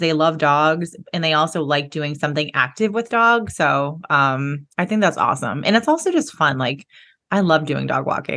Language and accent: English; Boston, Massachusetts, United States; moved away as an adult; also born or lived in San Diego, California; now in California, United States; I'm from Boston. I moved back to Boston after San Diego